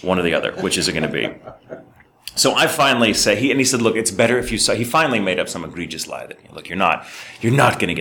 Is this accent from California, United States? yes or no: no; Dallas, Texas, United States; the area where I grew up in Dallas